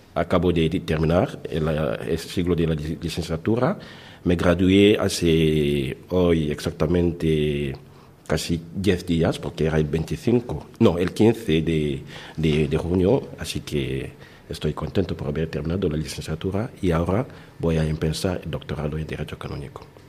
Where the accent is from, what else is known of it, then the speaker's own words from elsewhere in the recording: DR Congo; moved away as an adult; now in Valencia, Spain; soy de la República Democrática del Congo